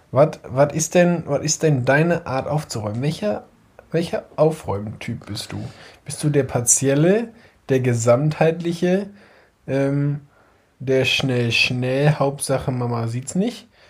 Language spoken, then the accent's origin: German; home region of SV Todesfelde, Schleswig-Holstein, Germany; ein, ein, Verein aus meiner Heimat, der SV Todesfelde